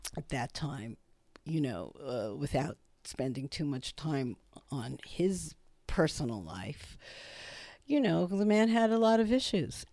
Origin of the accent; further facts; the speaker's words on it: Brooklyn, New York, United States; I grew up in Brooklyn